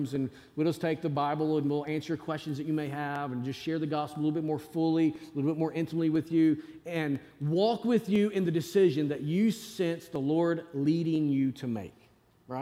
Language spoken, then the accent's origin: English; Northwest Arkansas, United States; I grew up in Northwest Arkansas